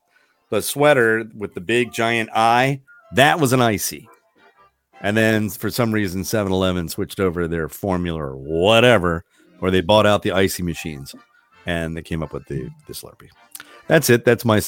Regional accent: Frederick County, Maryland, United States; I grew up in Frederick County, Maryland, and I was 7 minutes away, maybe even less, from Urbana.

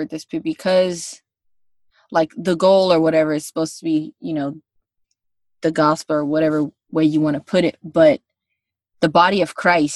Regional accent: United States; I'm from the States.

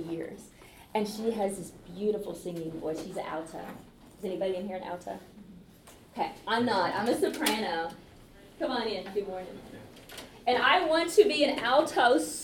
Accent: Calvert City, Kentucky, United States; I'm from Calvert City, Kentucky, which is just close to Paducah, Kentucky.

